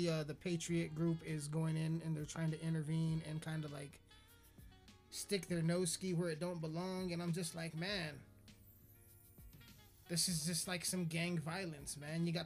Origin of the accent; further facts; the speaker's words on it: United Kingdom; accent: British; Because of my British accent, mate.